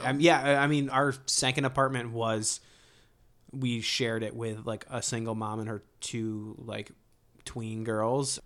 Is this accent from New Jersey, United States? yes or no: no; Ohio, United States; moved away; I grew up in Ohio